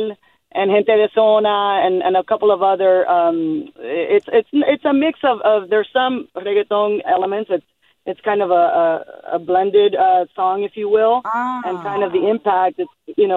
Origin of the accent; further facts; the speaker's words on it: Miami, Florida, United States; now in Napa, United States; growing up in Miami in the Cuban American community